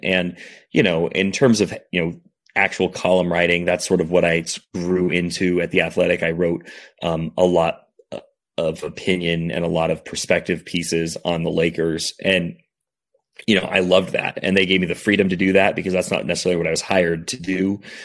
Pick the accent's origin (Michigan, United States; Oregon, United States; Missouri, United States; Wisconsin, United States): Oregon, United States; South Tillamook County; moved away as an adult; also born or lived in Los Angeles; I grew up in South Tillamook County